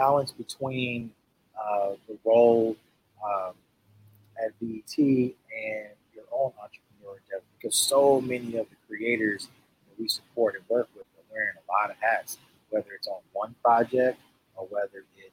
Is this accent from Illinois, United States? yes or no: yes; Chicago, Illinois, United States; I'm from Chicago. I'm from the South Side.